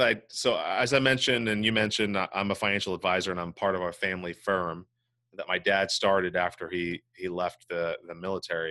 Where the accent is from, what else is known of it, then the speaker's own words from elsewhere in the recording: Santa Cruz, California, United States; also born or lived in Hinesville, Georgia / Monterey, California; I've lived basically in the Monterey Bay area for my whole life, specifically Santa Cruz, California